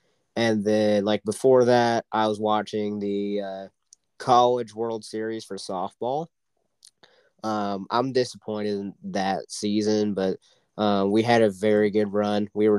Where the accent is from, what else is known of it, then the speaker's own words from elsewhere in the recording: Oklahoma, United States; moved away; she is from my home state of Oklahoma.